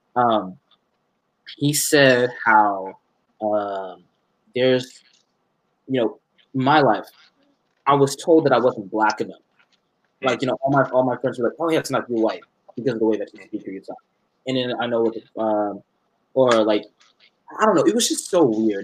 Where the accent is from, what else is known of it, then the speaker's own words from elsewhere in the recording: Dallas, Texas, United States; I was in Dallas, born and raised in Dallas